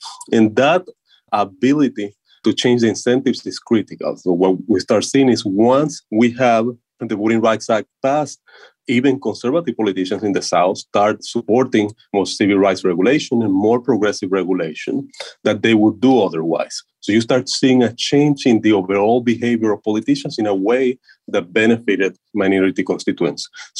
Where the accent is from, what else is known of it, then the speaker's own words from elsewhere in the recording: Puerto Rico; So I come from Puerto Rico, and Puerto Rico is one of the largest episodes of current disenfranchisement we have right now in the United States.